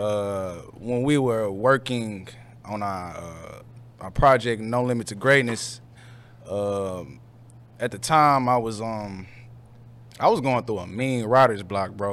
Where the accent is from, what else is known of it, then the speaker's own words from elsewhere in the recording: St. Louis, Missouri, United States; I grew up in North County